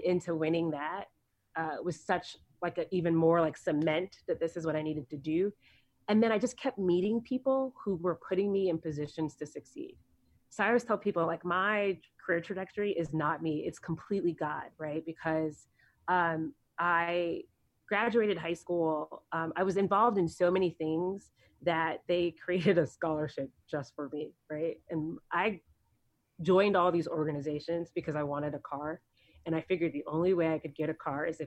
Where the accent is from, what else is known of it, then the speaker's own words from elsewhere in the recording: Bolingbrook, Illinois, United States; moved away as an adult; also born or lived in Florida; growing up in Bolingbrook, Illinois, my graduating class was 365 people